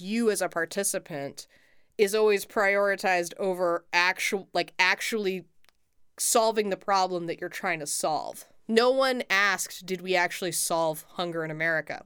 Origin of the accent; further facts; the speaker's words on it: United States; as an American